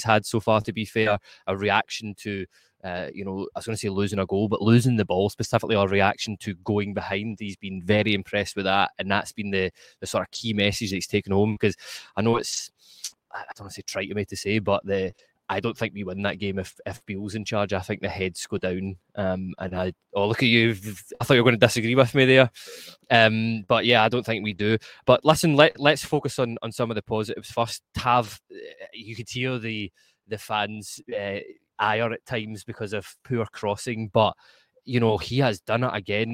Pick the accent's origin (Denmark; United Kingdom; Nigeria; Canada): United Kingdom; Scotland; accent: Scottish; my Scottish accent